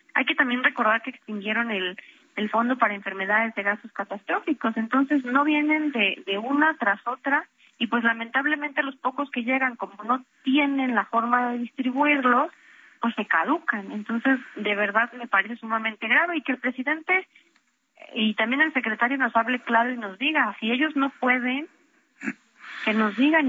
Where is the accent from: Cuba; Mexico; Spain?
Mexico; nosotros como mexicanos